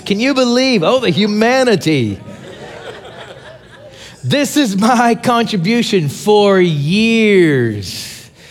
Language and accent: English; Pittsburgh, Pennsylvania, United States; now in Tulsa, United States; I'm from Tulsa, Oklahoma. Uh, originally, I'm from Pittsburgh, Pennsylvania